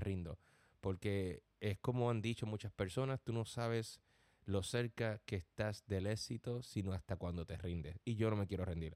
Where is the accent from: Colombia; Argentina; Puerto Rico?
Puerto Rico; Gurabo; moved away as an adult; also born or lived in Cabo Rojo, Puerto Rico / Corona, Queens, New York; now in New York, United States; Nací en Cabo Puerto Rico, pero me crié en un pueblo llamado Gurabo toda mi vida.